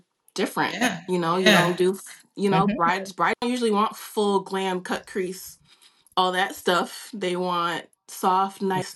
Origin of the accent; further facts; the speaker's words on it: New York City, New York, United States; I grew up in Harlem, New York